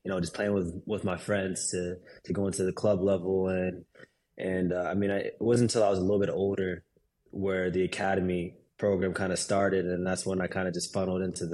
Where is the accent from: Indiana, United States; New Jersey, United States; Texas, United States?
Texas, United States; Dallas; growing up in Dallas, I went to the Dallas Burn games